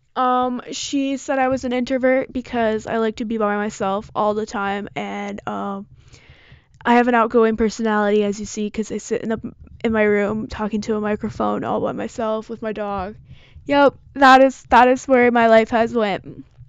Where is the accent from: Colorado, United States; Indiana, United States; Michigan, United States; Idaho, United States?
Michigan, United States; I'm from Michigan